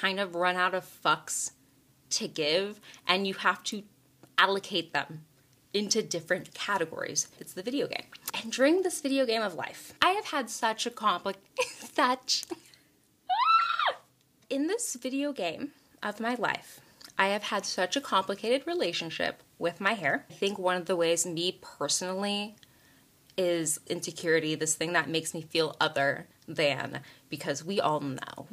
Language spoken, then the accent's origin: English; Texas, United States; growing up in Texas